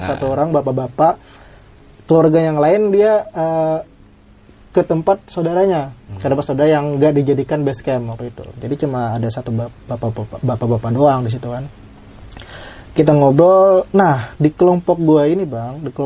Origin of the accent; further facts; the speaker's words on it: Balangan, South Kalimantan, Indonesia; gue dari Kalimantan sendiri dan waktu itu tempatnya halau-halau sama kampung asli gue kurang lebih satu jam doang satu